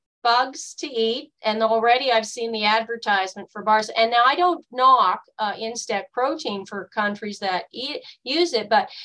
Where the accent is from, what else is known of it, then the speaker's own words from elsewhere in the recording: Canada; It's my primary duty now as a Canadian. I love this country and I love everyone in it.